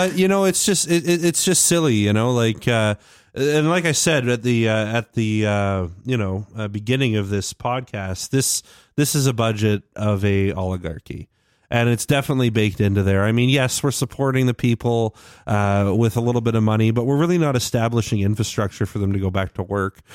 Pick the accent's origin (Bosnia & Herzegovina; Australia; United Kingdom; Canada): Canada; I'm Canadian